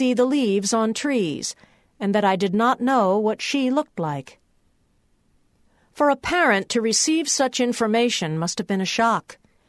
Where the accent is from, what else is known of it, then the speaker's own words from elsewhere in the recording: Wheaton, Illinois, United States; There was no such class in my hometown of Wheaton, Illinois, and I remember being picked up by a large station wagon that made the rounds of the other suburbs and picked up students to attend classes in Villa Park, Illinois.